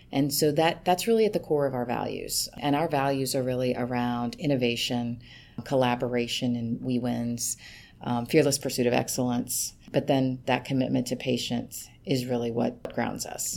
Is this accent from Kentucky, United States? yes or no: yes; Kentucky, United States; moved away; I'm from Kentucky, um, and I s, kind of grew up on tobacco farm.